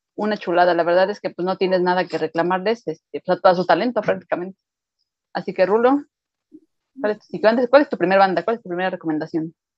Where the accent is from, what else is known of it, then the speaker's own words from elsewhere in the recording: Mexico; somos mexicanos